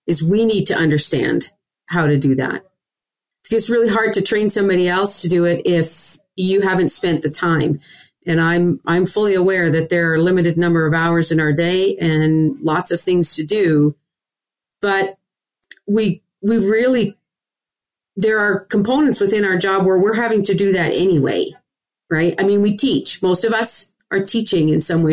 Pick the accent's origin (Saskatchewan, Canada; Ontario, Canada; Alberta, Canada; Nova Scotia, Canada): Saskatchewan, Canada; moved away; I'm a Canadian and grew up in the western province of Saskatchewan.